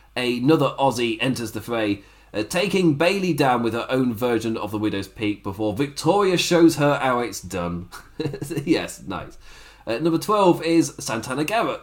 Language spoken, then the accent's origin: English; England, United Kingdom; as an Englishman